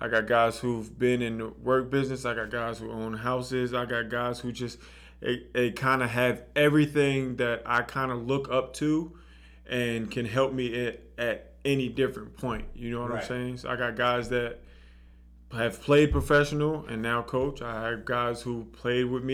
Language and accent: English; New Jersey, United States; now in Los Angeles, United States; I'm from New Jersey